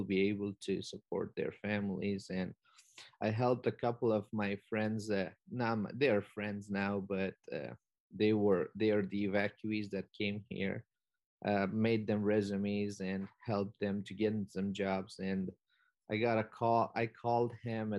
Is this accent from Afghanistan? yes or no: yes; Afghanistan; now in Iowa, United States; as an Afghan and as an immigrant myself